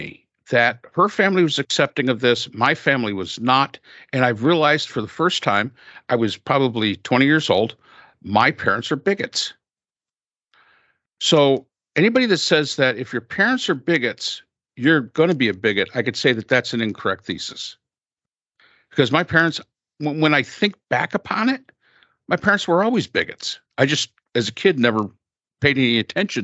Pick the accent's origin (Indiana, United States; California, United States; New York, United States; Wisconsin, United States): New York, United States; the North, in the state of; I grew up in the North